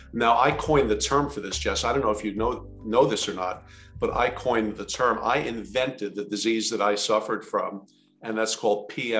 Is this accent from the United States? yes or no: yes; New Jersey, United States; I'm from New Jersey, man, look out.